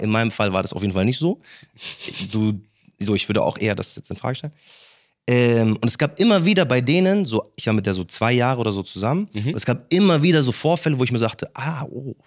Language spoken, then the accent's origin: German; Munich, Bavaria, Germany; ich bin in München aufgewachsen